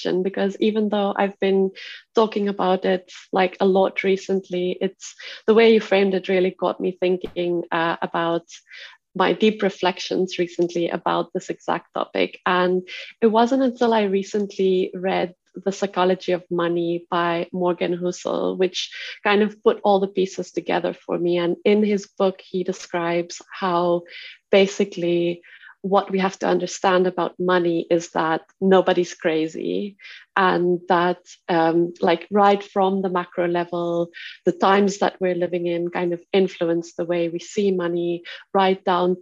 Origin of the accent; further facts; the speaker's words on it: South Africa; I grew up in South Africa, which by all means is a standard conventional patriarchal society. And within that, I grew up in the Afrikaans community